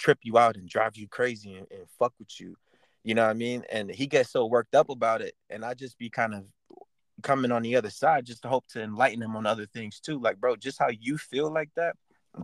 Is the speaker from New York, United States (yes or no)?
yes; New York City, New York, United States; growing up in the Bronx, mostly. Like, my community was Black and Hispanic